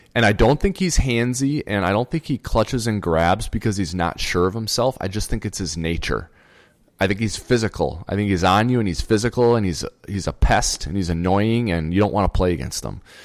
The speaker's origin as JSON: {"language": "English", "region": "Minnesota", "country": "United States", "said": "we're from Minnesota"}